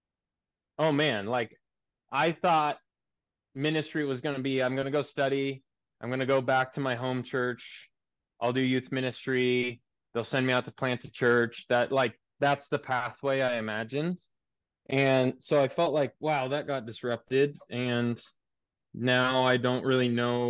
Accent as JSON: {"language": "English", "town": "Seattle", "region": "Washington", "country": "United States", "tie": "born or raised there", "also_born_or_lived": "Germany", "moved": "as an adult", "said": "my church I grew up in Seattle"}